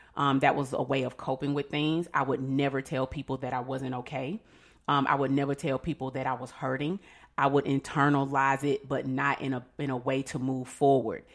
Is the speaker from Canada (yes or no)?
no; Atlanta, Georgia, United States; I am a mother of two children and I'm from Atlanta